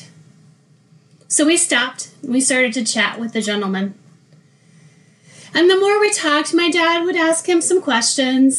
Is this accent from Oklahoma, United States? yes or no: yes; Oklahoma, United States; I grew up in Oklahoma